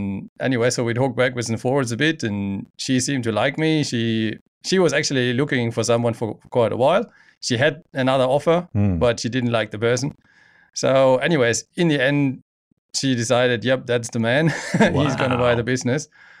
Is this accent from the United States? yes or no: no; Germany; now in Geraldton, Australia; Well, I immigrated in 2012 from Germany and loved it. Came straight to Geraldton.